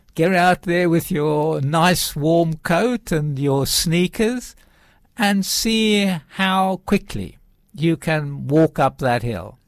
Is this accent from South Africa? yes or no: yes; South Africa; moved away; I was brought up in South Africa, actually way out in the farms